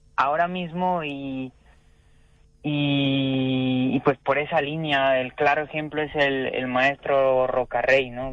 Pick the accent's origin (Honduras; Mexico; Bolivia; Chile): Mexico; moved away; also born or lived in Spain